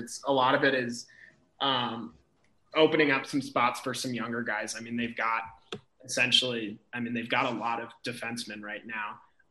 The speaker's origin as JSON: {"language": "English", "town": "St. Louis", "region": "Missouri", "country": "United States", "tie": "born or raised there", "moved": "yes", "said": "I grew up in St. Louis, Missouri"}